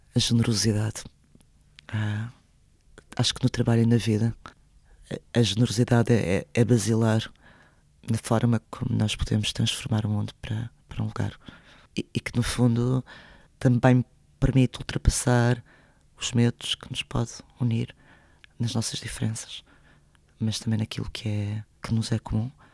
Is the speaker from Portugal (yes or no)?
yes; Portugal; first language Spanish; Portuguese is a second language; also born or lived in Madrid, Spain; apesar de eu só ter estudado em Portugal, portanto eu nunca andei na escola em Espanha, de viver em Portugal desde os quatro anos